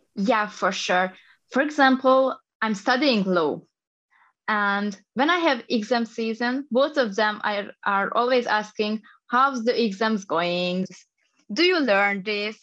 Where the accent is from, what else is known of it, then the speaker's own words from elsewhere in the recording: Hungary; I'm coming from Hungary. I'm just an East European girl.